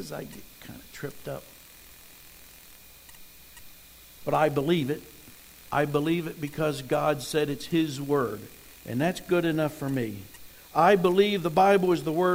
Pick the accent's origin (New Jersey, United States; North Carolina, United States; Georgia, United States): New Jersey, United States; moved away; I grew up in New Jersey